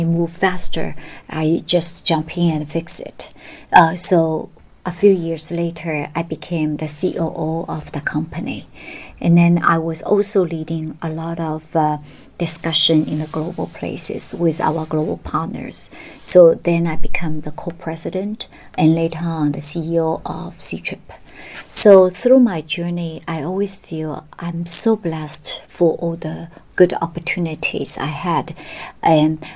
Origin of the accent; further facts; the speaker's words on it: Shanghai, China; moved away as an adult; also born or lived in Beijing / United States; I was born in Shanghai and went to Peking University Law School